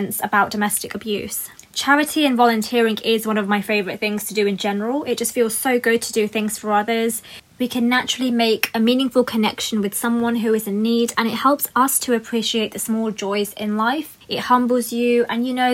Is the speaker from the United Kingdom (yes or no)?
yes; United Kingdom; a British Asian woman myself